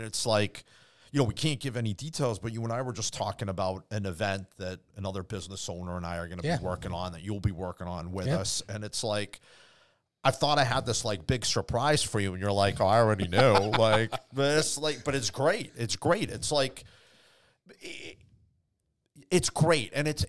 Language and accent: English; Boston, Massachusetts, United States; grew up in Boston where you meet all kinds. You meet real people, you meet fake people.